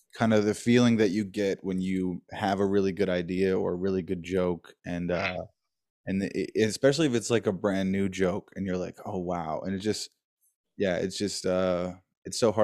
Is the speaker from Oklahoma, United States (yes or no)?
no; Dayton, Ohio, United States; I'm from Dayton, Ohio